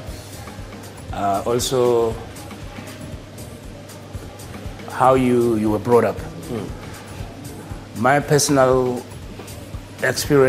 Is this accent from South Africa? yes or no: yes; Soweto, Gauteng, South Africa; I grew up in Soweto, in Dube